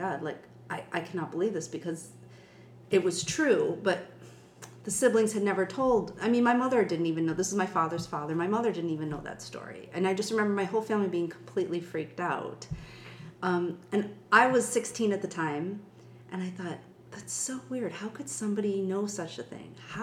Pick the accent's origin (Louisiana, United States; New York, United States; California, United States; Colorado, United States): New York, United States; Buffalo; I grew up in Buffalo, New York, and I was raised Irish Catholic.